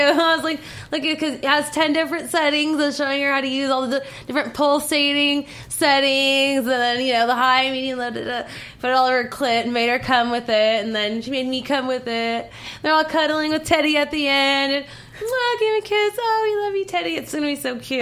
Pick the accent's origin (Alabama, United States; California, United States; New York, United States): California, United States; Southern; I'm from the Southern California